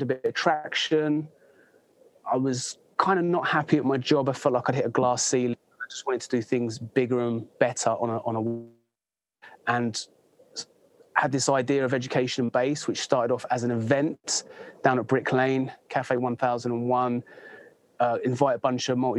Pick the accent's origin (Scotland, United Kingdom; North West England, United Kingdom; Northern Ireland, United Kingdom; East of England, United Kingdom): East of England, United Kingdom; Bedford; moved away as an adult; also born or lived in Thailand / United States; now in West Sussex, United Kingdom; I'm from Bedford.